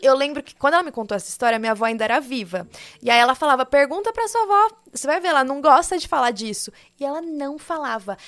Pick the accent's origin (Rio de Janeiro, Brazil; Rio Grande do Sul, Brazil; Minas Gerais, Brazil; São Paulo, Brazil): São Paulo, Brazil; interior of; eu sou do interior daqui de São Paulo